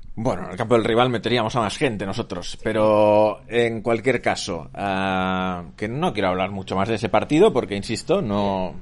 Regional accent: Sabadell, Catalonia, Spain; yo que crecí en Sabadell y viví en Sabadell hasta los 27 años

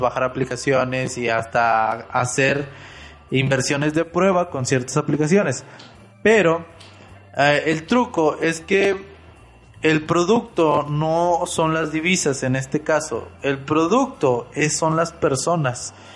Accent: Monterrey, Nuevo León, Mexico; yo soy de Monterrey

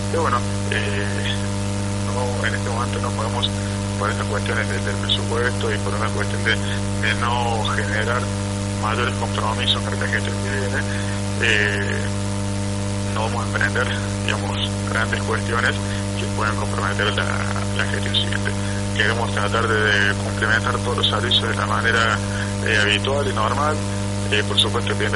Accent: Villa Allende, Córdoba, Argentina; todos somos vecinos de Villa Allende

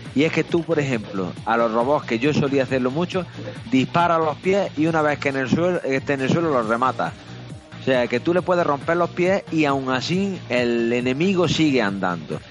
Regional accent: Andalusia, Spain; a mí como andaluz

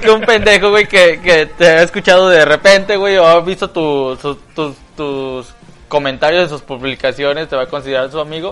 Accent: Chiapas, Mexico; now in Guadalajara, Mexico; Yo vengo de Chiapas

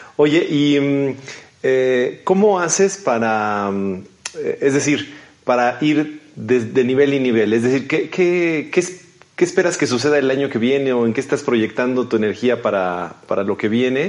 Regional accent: Mexico

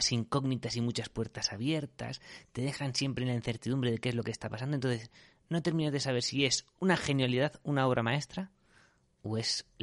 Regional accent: Spain; los españoles no queremos infringir la norma.

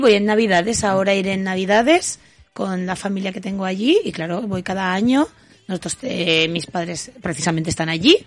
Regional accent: Huesca, Aragon, Spain; yo soy nacida en Huesca y mi familia es de, Huesca, de, concretamente de Splus y Binefar

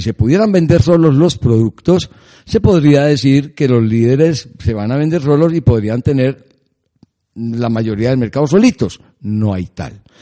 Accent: Colombia

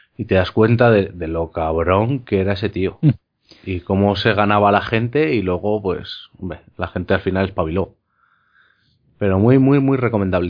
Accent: Spain; como los castellanos, como hablamos nosotros en España

